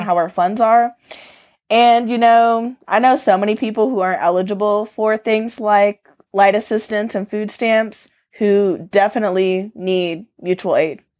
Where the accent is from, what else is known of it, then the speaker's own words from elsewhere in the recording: Atlanta, Georgia, United States; moved away as an adult; now in Arizona, United States; I'm from Atlanta, but I moved to Arizona four years ago and bought a mobile home.